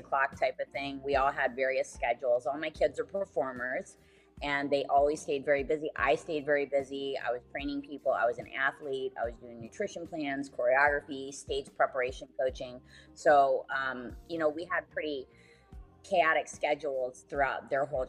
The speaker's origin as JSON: {"language": "English", "town": "Detroit", "region": "Michigan", "country": "United States", "tie": "born or raised there", "also_born_or_lived": "Phoenix", "said": "I was designed in Phoenix and manufactured in Detroit"}